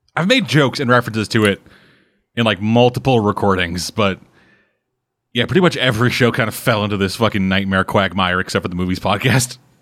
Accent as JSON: {"language": "English", "country": "Canada", "said": "You guys make Canadian jokes at me"}